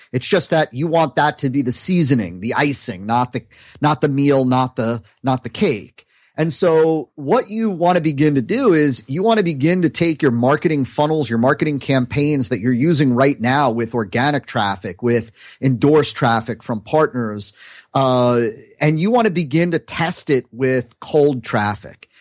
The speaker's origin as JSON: {"language": "English", "region": "New Jersey", "country": "United States", "moved": "yes", "lives_now": "South Florida, United States", "said": "I'm from New Jersey"}